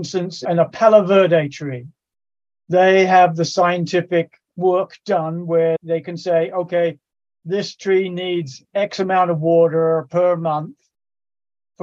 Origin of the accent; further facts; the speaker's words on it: England, United Kingdom; moved away; I grew up in England